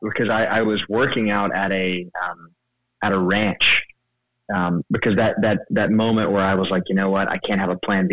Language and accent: English; Mississippi, United States; I'm from Mississippi